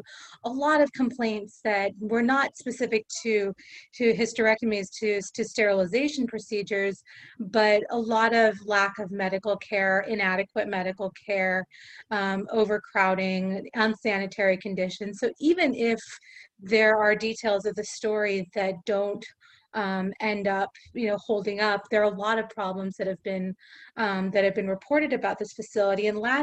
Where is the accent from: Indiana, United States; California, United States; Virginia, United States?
California, United States; East Bay; moved away as an adult; also born or lived in New York; now in Los Angeles, United States; I grew up in the Bay, in the East Bay